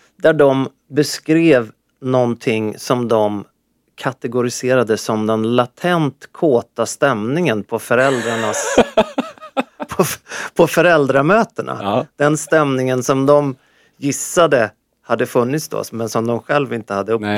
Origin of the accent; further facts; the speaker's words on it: Sweden; jag, jag är från Sverige